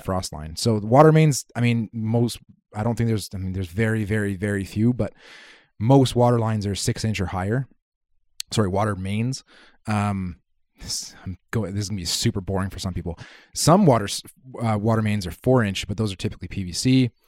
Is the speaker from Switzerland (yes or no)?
no; Kitimat, British Columbia, Canada; moved away; I grew up in Kitimat